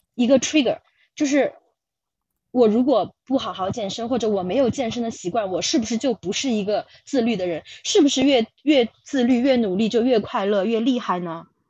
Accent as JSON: {"language": "Chinese", "country": "China", "also_born_or_lived": "United Kingdom", "moved": "yes", "said": "以我们中国人的标准来说"}